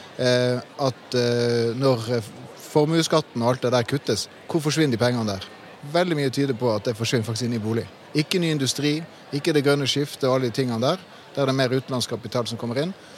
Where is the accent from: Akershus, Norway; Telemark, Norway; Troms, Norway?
Troms, Norway; Tromsø; I min hjemby i Tromsø